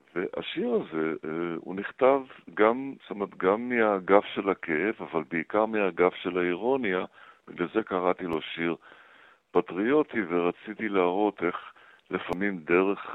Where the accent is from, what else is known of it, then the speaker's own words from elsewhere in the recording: Holon, Tel Aviv District, Israel; also born or lived in Baghdad; בתקופת הילדות שלי בארץ, במעברה על גבול חולום בת ים